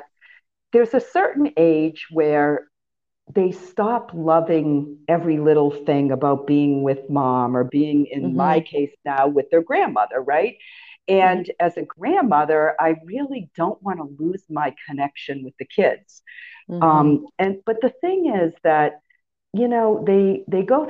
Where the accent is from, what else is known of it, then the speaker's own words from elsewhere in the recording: Massachusetts, United States; moved away as an adult; also born or lived in Florida; Massachusetts is home